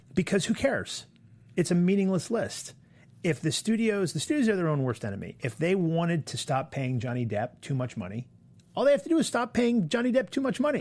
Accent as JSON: {"language": "English", "region": "Maine", "country": "United States", "moved": "yes", "lives_now": "New York, United States", "said": "I'm from Maine."}